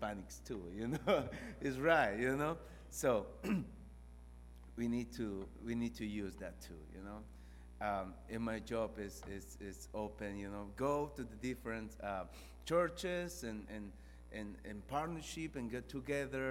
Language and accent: English; Peru; moved away as an adult; now in Tullahoma, United States; I'm from Peru. I've been in the States about 9 years now.